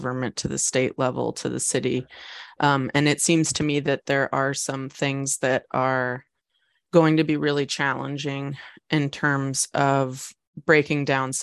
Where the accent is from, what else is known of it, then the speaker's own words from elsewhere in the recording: Portland, Oregon, United States; I grew up in Portland